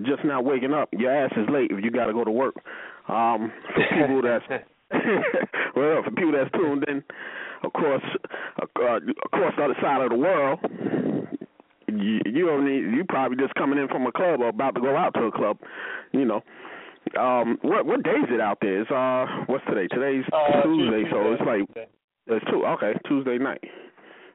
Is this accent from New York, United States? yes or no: yes; New York City, New York, United States; I'm from Queens